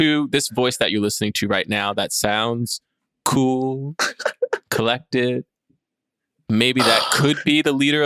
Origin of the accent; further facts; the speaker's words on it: New York, United States; I was born in New York